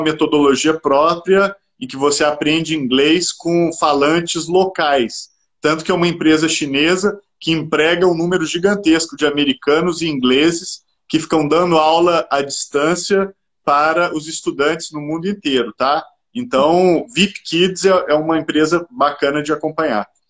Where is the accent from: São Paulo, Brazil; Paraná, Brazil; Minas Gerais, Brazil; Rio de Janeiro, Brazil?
Minas Gerais, Brazil; Eu sou mineiro